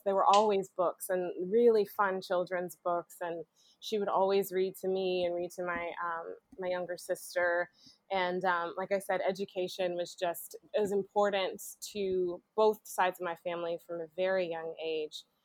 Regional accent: Macon, Georgia, United States; also born or lived in Fayetteville, Georgia; born and raised in Macon, Georgia

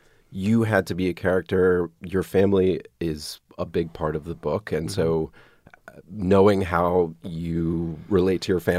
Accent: Atlanta, Georgia, United States; I grew up in Atlanta.

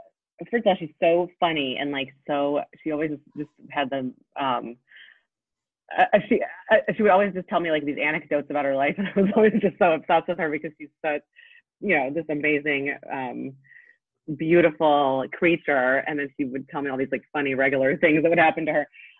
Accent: Poland; born there; I was born in Poland, so both of my parents have had thick accents.

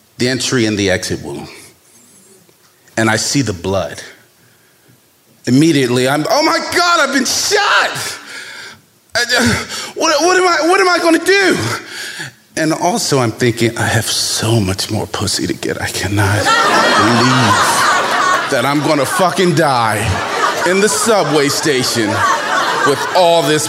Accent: Baltimore, Maryland, United States; young black man growing up in Baltimore

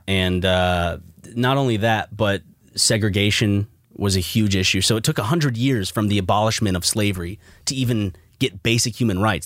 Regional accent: South Carolina, United States; you and I belong to the state that was the first to secede from the Union.

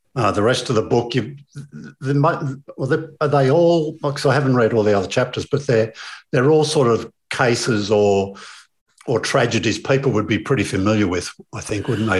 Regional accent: Melbourne, Victoria, Australia; I'm from Melbourne

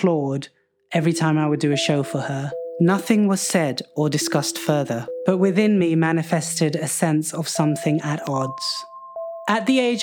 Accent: London, United Kingdom; I was born in London to immigrant Pakistani parents

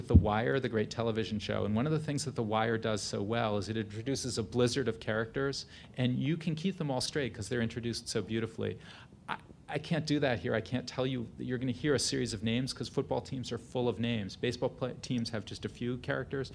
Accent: New Haven, Connecticut, United States; a memoir of my childhood growing up in New Haven, Connecticut

